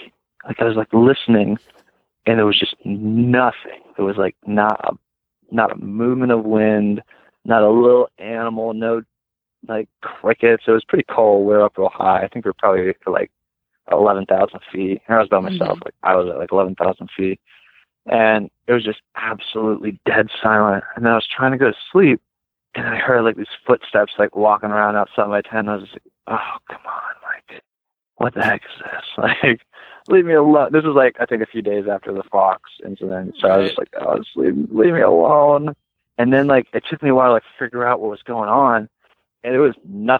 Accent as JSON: {"language": "English", "region": "Ohio", "country": "United States", "said": "I'm from Ohio, so everywhere you look, it's just trees or corn"}